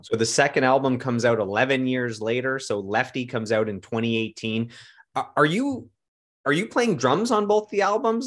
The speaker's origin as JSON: {"language": "English", "town": "Ottawa", "region": "Ontario", "country": "Canada", "also_born_or_lived": "London, Ontario", "said": "I'm from Ottawa"}